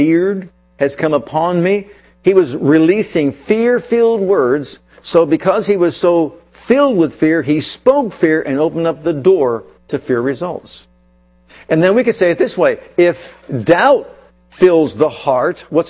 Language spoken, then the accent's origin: English; United States; first language English; I grew up in America.